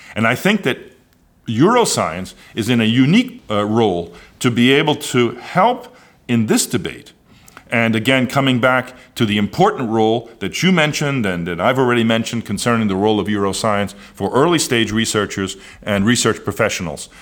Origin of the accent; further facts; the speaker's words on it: United States; as an American of Amer, someone of American origin